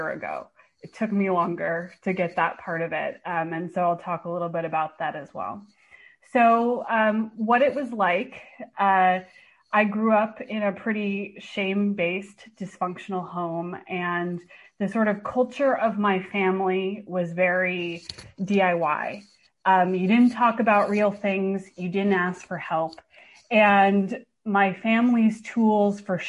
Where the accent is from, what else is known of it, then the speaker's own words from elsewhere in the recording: Bay Area, California, United States; moved away as an adult; now in Portland, United States; I actually live in Portland now, but I'm from the Bay Area